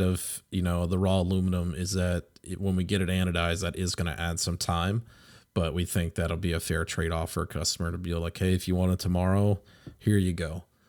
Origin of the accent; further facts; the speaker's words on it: United States; we as American pilots